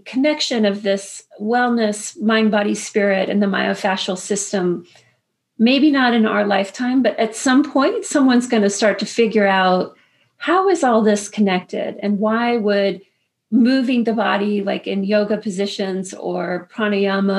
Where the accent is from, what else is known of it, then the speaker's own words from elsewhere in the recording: Woodbridge, Virginia, United States; I grew up in Woodbridge